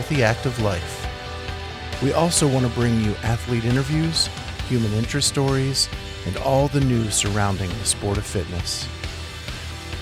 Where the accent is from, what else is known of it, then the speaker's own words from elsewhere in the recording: western Pennsylvania, United States; now in Columbus, United States; I grew up on the other side of Pennsylvania